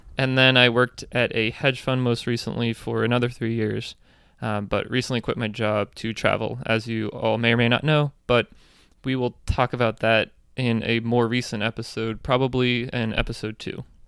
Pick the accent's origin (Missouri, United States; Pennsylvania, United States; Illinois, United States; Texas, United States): Pennsylvania, United States; Reading; moved away as an adult; also born or lived in Baltimore; I'm from Reading, Pennsylvania